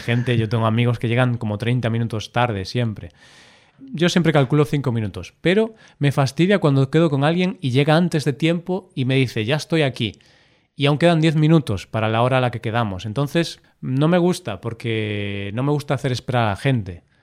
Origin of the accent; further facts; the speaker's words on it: Spain; solo somos españoles